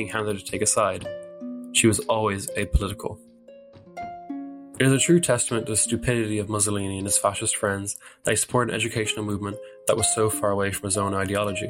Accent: Ireland; my home country, Ireland

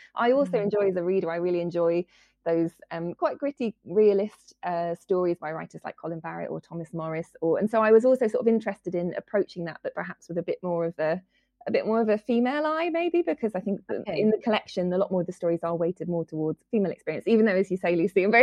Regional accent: Guernsey; growing up in Guernsey

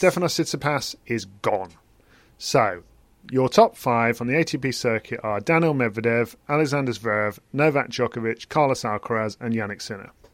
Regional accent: England, United Kingdom; as an English person myself

